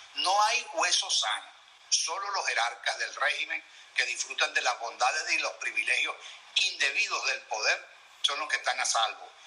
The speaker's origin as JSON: {"language": "Spanish", "country": "Venezuela", "said": "todos somos venezolanos"}